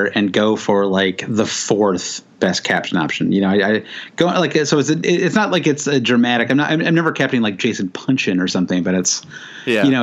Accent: United States; As an American

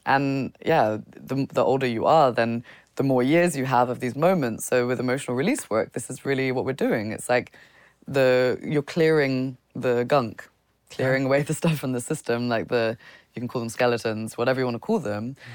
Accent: United Kingdom; coming as a British person

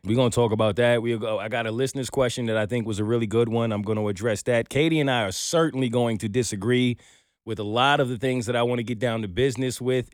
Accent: New York City, New York, United States; I'm a New Yorker.

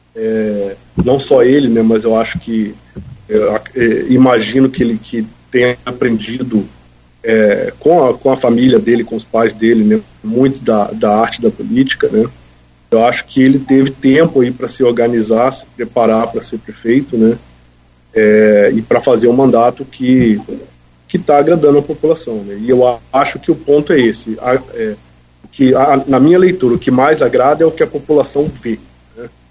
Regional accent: Campos dos Goytacazes, Rio de Janeiro, Brazil; eu como um bom campista, né, cresci na minha cidade, conheço bem o nosso povo

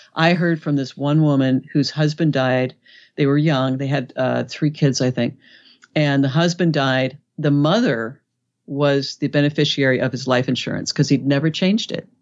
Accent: Los Angeles, California, United States; I'm from Los Angeles

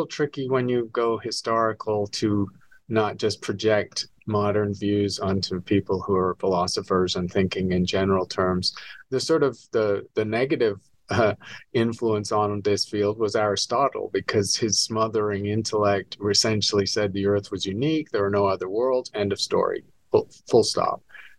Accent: England, United Kingdom; moved away as an adult; also born or lived in Edinburgh / London / New York; now in Arizona, United States; I'm a Scot. I was born in Edinburgh, raised in England and London and New York, and eventually moved to the States because there are not many stars visible in Britain.

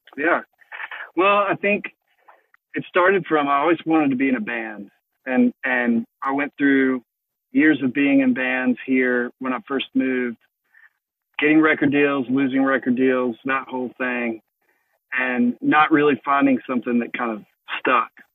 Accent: Mississippi, United States; I grew up in Mississippi

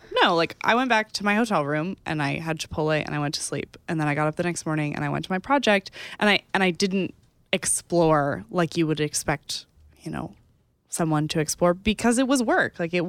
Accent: Texas, United States; I'm from Texas.

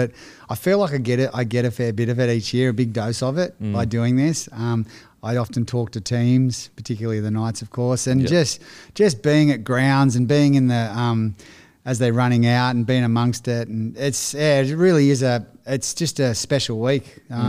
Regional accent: Currie, New South Wales, Australia; born there; Yeah, so I was born in Currie, which is about 40 minutes from Newcastle.

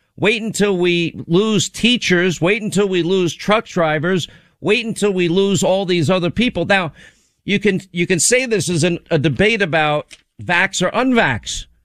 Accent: United States

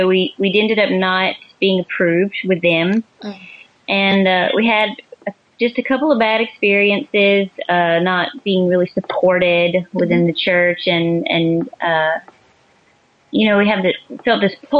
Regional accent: southeast corner of Georgia, United States; moved away as an adult; also born or lived in Maryland; now in Canada; We're both from Georgia.

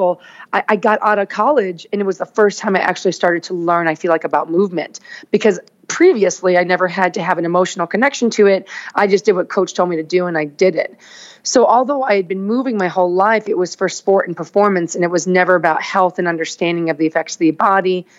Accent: Naperville, Illinois, United States; moved away as an adult; also born or lived in Chicago, Illinois; now in Los Angeles, United States; I grew up like in Naperville, Lyle.

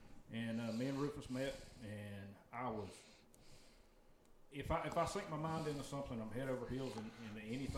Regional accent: the Carolinas, United States; moved away as an adult; now in Florida, United States; growing up in the Carolinas

